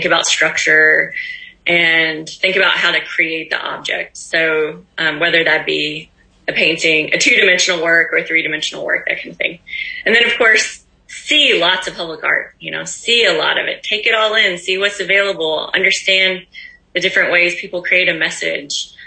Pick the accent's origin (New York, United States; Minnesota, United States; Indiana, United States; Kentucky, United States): Kentucky, United States; moved away; my hometown in Kentucky